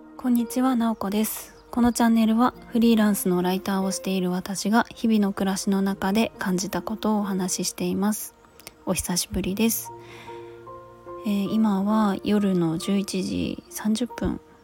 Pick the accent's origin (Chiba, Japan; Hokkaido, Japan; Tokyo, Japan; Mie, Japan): Chiba, Japan; also born or lived in Finland; 私千葉県出身なんですけども